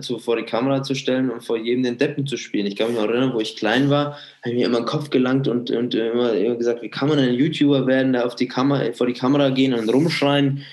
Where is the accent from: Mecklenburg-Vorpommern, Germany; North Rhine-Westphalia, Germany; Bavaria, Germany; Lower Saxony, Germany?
Bavaria, Germany; Munich; bin Münchner, ich unterstütze die Münchner Vereine